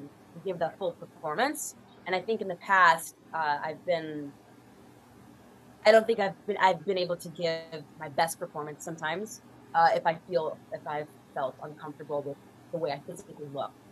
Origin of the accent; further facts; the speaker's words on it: Florida, United States; I'm originally from Florida